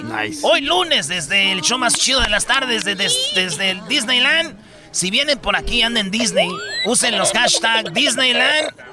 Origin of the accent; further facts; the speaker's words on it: Michoacán, Mexico; Yo soy de Michoacán y allá les decimos espadas